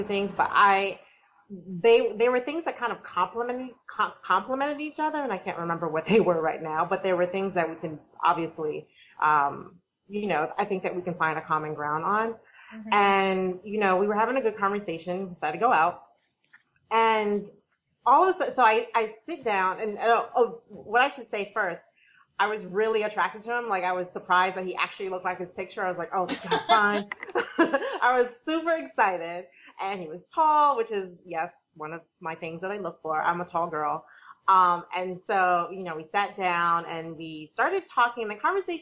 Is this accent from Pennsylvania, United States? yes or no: no; Boston, Massachusetts, United States; also born or lived in South Carolina; I was raised in Boston.